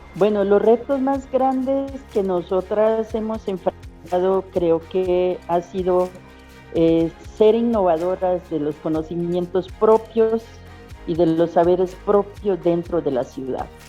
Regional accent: La Chorrera, Amazonas, Colombia; yo soy del pueblo indígena Uitoto, del territorio de origen de la chorrera Amazonas del resguardo predio Putumayo

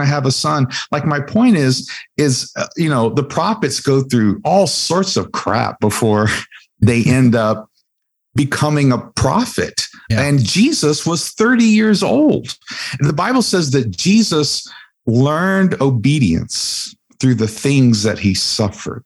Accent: West Virginia, United States; I was born in the mountains of West Virginia.

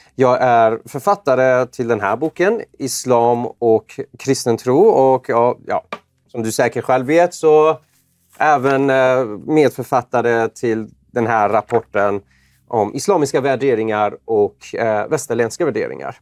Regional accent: Iran; now in Sweden; jag är ju född i Iran och ja. Eh, kommer från en persisk familj

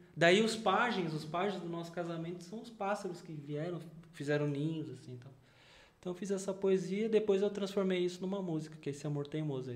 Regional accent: São Paulo, Brazil; eu sou paulistano.

